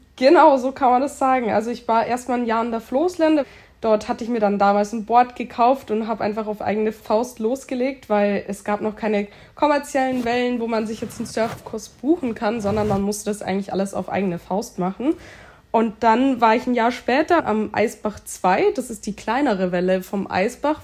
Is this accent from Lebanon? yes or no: no; near Munich, Bavaria, Germany; Ich bin in München, also in der Nähe von München, geboren und aufgewachsen